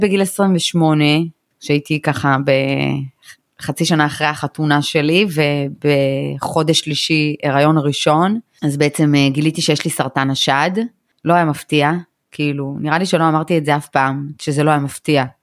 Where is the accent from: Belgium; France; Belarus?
Belarus; now in Israel; אני מבלרוס, אבל פעם היינו, כאילו, בישראל כולם קוראים לנו רוסים